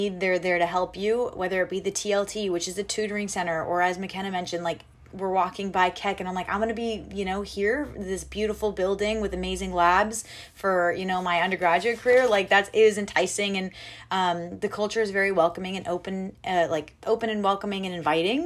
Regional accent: Orange, California, United States; I grew up in Old Orange, which is a city surrounding Chapman.

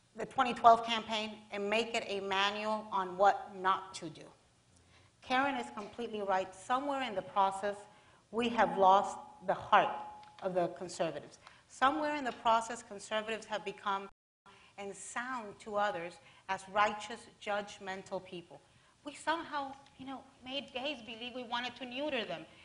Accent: Miami, Florida, United States; I'm from Miami

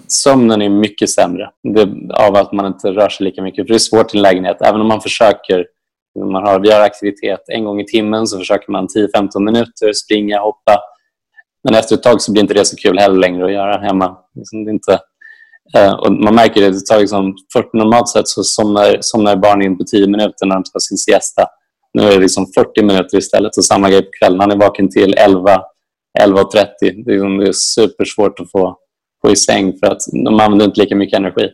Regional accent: Sweden; now in Spain; Som svenskar har vi absolut lärt oss

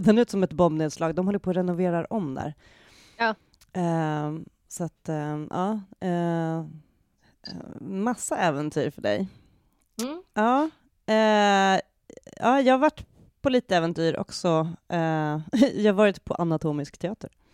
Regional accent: Sweden; som svensk

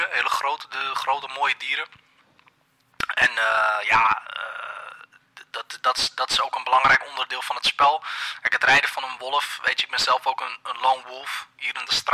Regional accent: Rotterdam, South Holland, Netherlands; also born or lived in Kralingen; is het land waar de vikingen zitten is eigenlijk een beetje zoals Rotterdam-Zuid. Waar ik ben opgegroeid. En zij zoeken een betere plek. En toen mijn familie naar

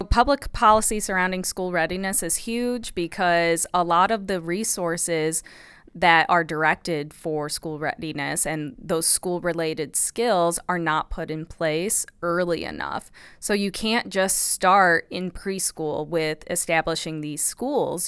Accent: Illinois, United States; also born or lived in Madison, Wisconsin; I'm originally from Illinois, the Midwest. I'm a Midwest girl.

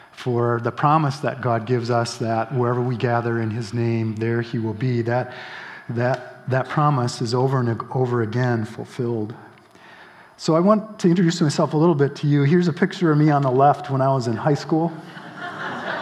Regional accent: Grand Rapids, Michigan, United States; now in Holland, United States; I grew up in Michigan, and actually in Grand Rapids

